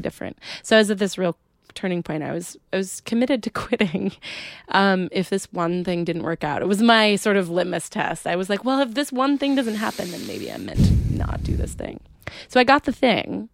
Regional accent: Adirondacks, New York, United States; also born or lived in Plattsburgh, New York; I grew up in a tiny town in the Adirondacks

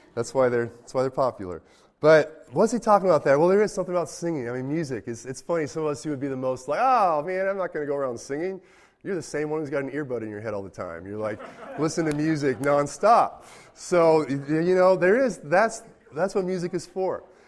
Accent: United States; I'm an American.

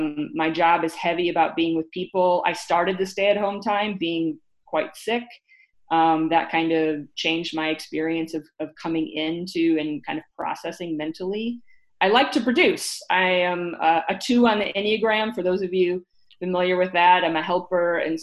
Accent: Detroit, Michigan, United States; also born or lived in El Paso; because I grew up in the Detroit area and in the border town of El Paso, Texas, right in the border of Juarez.

